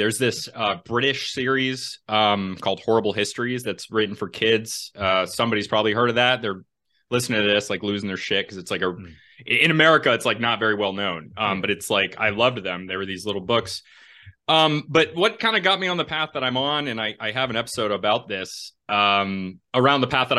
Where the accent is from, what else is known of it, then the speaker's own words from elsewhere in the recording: New England, United States; I'm from New England.